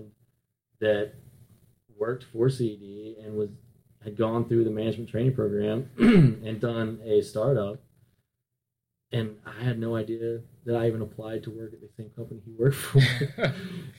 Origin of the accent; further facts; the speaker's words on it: North Carolina, United States; now in Miami, United States; I grew up in North Carolina, and now I'm down in Miami